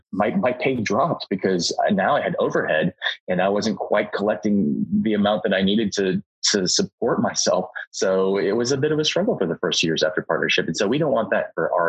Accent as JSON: {"language": "English", "town": "Dallas", "region": "Texas", "country": "United States", "tie": "born or raised there", "said": "I'm from Dallas. I was born and raised in Dallas"}